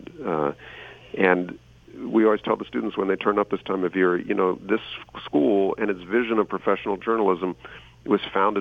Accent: Washington, District of Columbia, United States; I grew up in Washington, D.C.

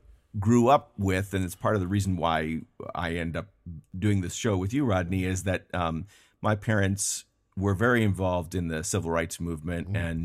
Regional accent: Ann Arbor, Michigan, United States; And I grew up in the Midwest in Ann Arbor, Michigan

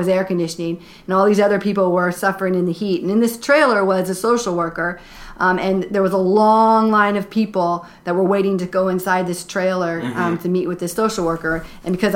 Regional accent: Danville, Indiana, United States; I grew up in Danville with my mom and dad and two sisters and brother. I graduated from Danville High School in 1992.

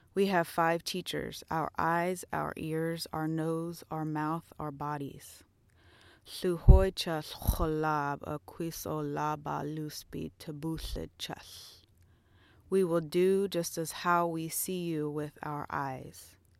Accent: Tacoma, Washington, United States; I'm from Tacoma, Washington

